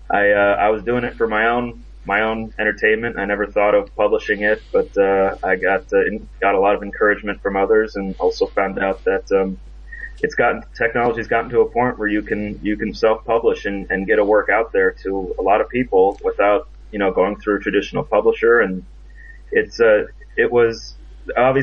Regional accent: Chicago, Illinois, United States; moved away as an adult; now in North Carolina, United States; I'm originally from Chicago, Illinois. I currently live in North Carolina

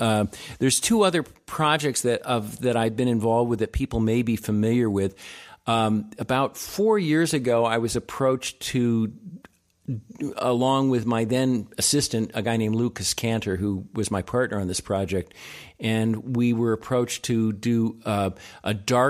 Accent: Japan; born there; I was born in Japan.

